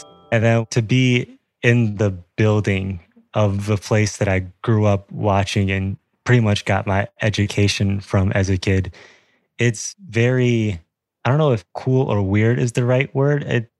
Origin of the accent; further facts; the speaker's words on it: Buffalo, New York, United States; I'm from Buffalo, New York.